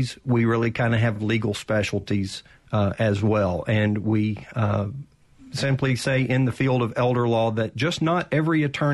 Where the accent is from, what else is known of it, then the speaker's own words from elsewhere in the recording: Arcadia, Louisiana, United States; moved away as an adult; now in Mississippi, United States; I grew up in North Louisiana.